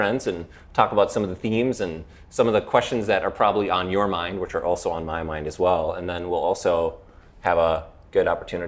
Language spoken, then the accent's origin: English; St. Paul, Minnesota, United States; also born or lived in Edina, Minnesota; I live in Edina, Minnesota. I grew up in St. Paul, so I'm kind of a local